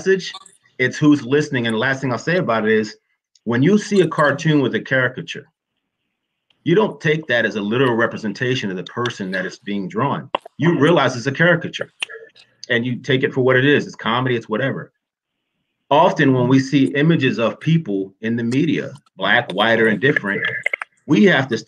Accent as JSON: {"language": "English", "country": "United States", "said": "I'm American"}